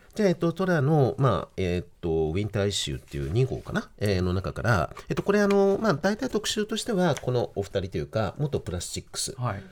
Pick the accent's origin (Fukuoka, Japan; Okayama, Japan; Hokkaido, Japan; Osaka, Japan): Fukuoka, Japan; moved away; 私福岡の出身